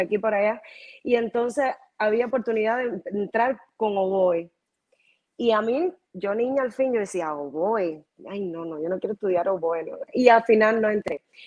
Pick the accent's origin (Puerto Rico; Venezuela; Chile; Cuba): Cuba; Havana, La Habana; also born or lived in Cienfuegos, Cuba; now in Miami, United States; yo nací realmente en Cienfuegos. Eh, mi mamá y mi papá estaban trabajando eventualmente en esos tiempos allá en Cienfuegos y llegué yo y entonces mi mamá parió en Cienfuegos, pero Cienfuegos no me registró y obviamente mi mamá y mi papá automáticamente se fueron de nuevo para La Habana y me registraron en La Habana y, entonces yo no tengo recuerdo de Cienfuegos, no tengo, pero, y me considero de L